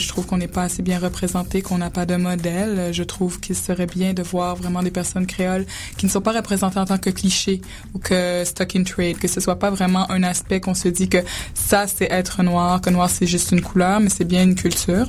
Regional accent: Quebec, Canada; j'ai été élevée ici au Québec

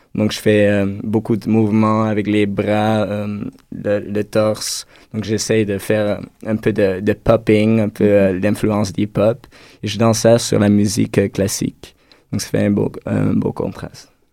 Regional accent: Netherlands; moved away; je viens des Pays-Bas

